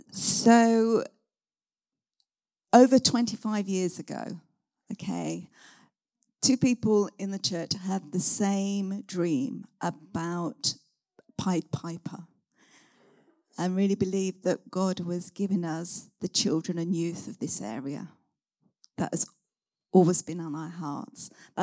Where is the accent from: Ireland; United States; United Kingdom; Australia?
United Kingdom; West Midlands; I come originally from Warwickshire, come here.